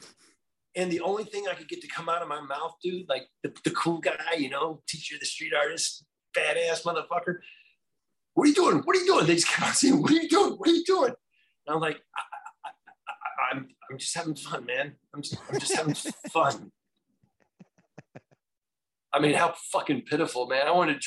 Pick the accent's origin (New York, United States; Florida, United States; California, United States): Florida, United States; I grew up in Florida in a military background